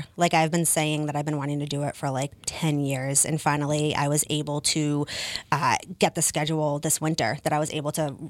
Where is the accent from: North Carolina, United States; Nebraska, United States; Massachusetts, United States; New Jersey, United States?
Massachusetts, United States; Taunton; also born or lived in Mashpee, Cape Cod; So I grew up in Taunton. My parents, I lived in the same house for 25 years. And when I was probably about 12, my parents got a summer home in Mashpee and New Seabury